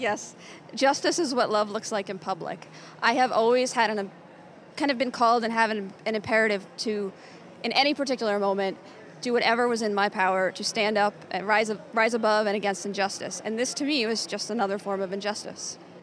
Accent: New Jersey, United States; as a child growing up in New Jersey

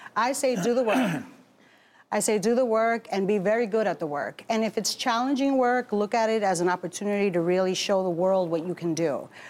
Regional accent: Newark, New Jersey, United States; also born or lived in Bronx, New York; raised in Newark.

